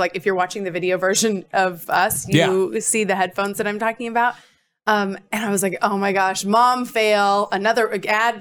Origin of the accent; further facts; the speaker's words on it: Idaho, United States; moved away; also born or lived in Indianapolis; I grew up in Idaho with outdoor sports.